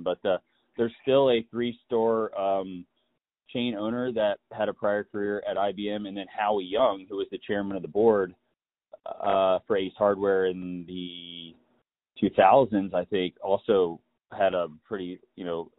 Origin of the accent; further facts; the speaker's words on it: Raleigh, North Carolina, United States; from Raleigh, North Carolina